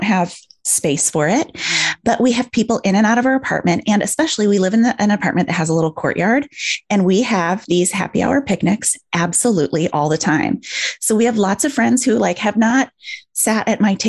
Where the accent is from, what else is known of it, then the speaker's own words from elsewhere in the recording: outside Chicago, Illinois, United States; moved away as an adult; also born or lived in Michigan; now in New York City, United States; I grew up outside Chicago and lived in Michigan